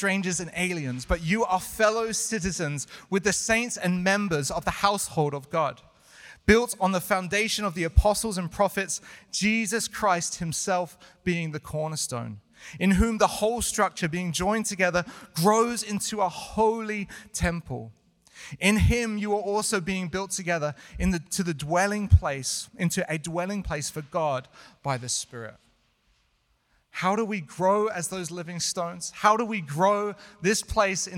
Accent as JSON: {"language": "English", "country": "United Kingdom", "moved": "yes", "said": "I'm British"}